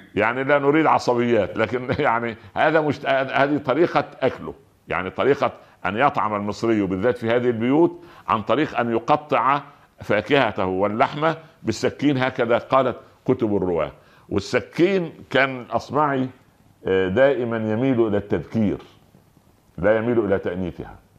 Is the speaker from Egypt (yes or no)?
yes; Egypt; عندنا في مصر